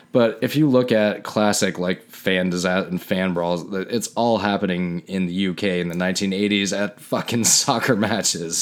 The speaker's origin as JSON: {"language": "English", "country": "Canada", "moved": "yes", "said": "being so Canadian, which I am."}